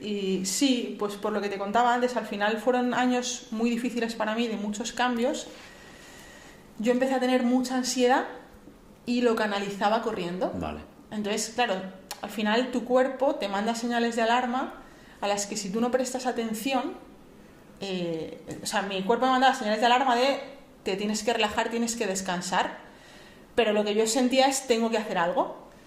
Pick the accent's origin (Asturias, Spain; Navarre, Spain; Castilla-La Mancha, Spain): Castilla-La Mancha, Spain; Sigüenza; now in Madrid, Spain; yo soy un pueblo de Guadalajara